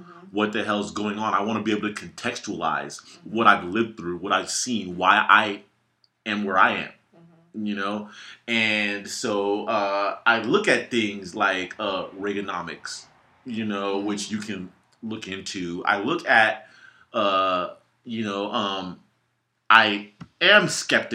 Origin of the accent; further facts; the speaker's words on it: Gardena, California, United States; also born or lived in Los Angeles / Victorville; I was born in Gardena in 1981